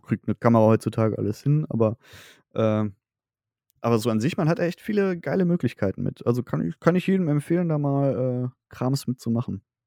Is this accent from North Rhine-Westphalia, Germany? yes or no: yes; Sauerland / Ruhr area, North Rhine-Westphalia, Germany; born or raised there